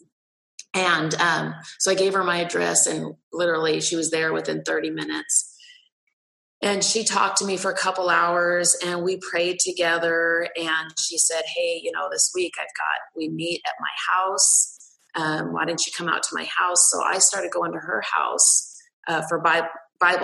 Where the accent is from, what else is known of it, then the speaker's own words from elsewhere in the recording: Pacific Northwest, United States; I grew up in the Pacific Northwest